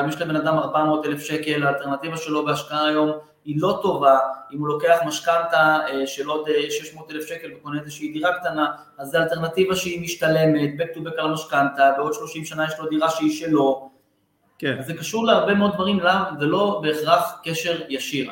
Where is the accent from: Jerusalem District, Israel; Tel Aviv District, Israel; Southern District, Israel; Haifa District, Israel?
Southern District, Israel; Beersheba; אני מבאר שבע